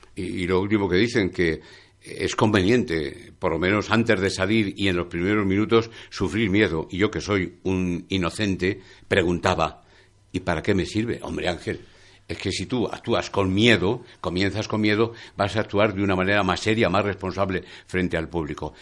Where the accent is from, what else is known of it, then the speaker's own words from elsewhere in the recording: Palencia, Castile and León, Spain; ese poeta de mi tierra, de Palencia, de Paredes de Nava